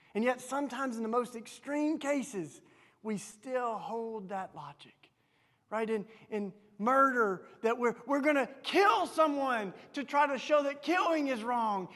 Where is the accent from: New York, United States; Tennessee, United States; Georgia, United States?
Tennessee, United States; accent: southern; you can tell from my southern accent, I grew up in Tennessee